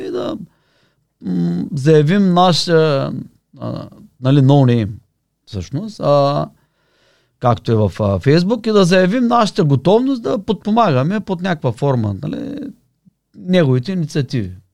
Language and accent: Bulgarian; Varna, Varna Province, Bulgaria; also born or lived in Sofia; от Варна съм